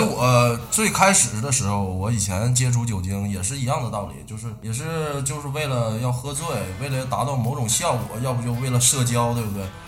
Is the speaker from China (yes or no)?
yes; Shenyang, Liaoning, China; 说到我们沈阳